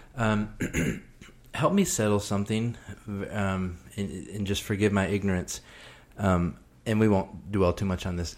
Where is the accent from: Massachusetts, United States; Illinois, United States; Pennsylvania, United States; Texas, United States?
Texas, United States; I grew up in Texas